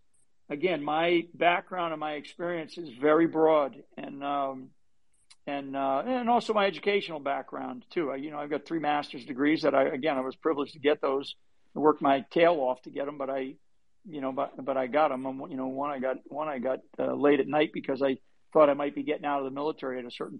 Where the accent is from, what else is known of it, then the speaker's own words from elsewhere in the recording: Rhode Island, United States; I'm from up in the state of Rhode Island